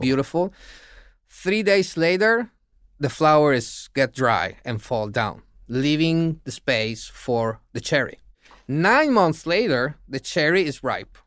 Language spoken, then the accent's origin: English; Italy; In Italy, as Italians